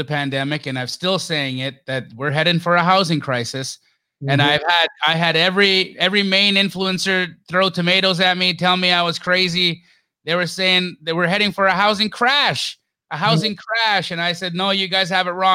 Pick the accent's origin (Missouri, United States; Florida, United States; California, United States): California, United States; Los Angeles; moved away as an adult; now in Phoenix, United States; I lived in Los Angeles. I was born in Los Angeles. And so when I moved here from LA, I would tell people, to Phoenix